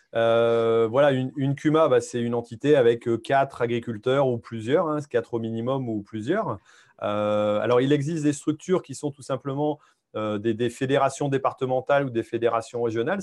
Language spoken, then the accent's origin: French; Hauts-de-France, France; chez nous en Haute-France